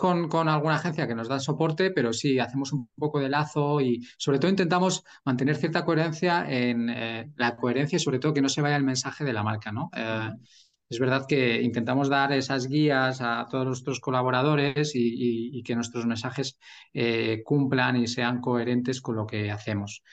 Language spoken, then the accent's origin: Spanish; Burgos, Castile and León, Spain; also born or lived in England / China / Netherlands; now in Madrid, Spain; soy de Burgos eh, lo que pasa es que llevo ya 20 años en Madrid